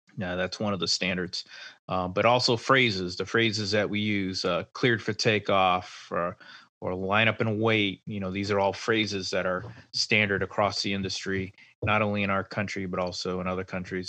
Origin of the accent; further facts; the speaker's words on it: Rhode Island, United States; moved away; home to my home state of Rhode Island